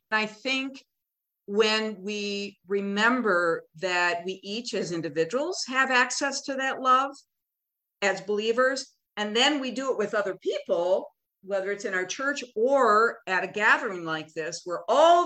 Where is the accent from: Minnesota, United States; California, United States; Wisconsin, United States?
Minnesota, United States; Minneapolis; I'm from Minneapolis, the epicenter of need for racial equality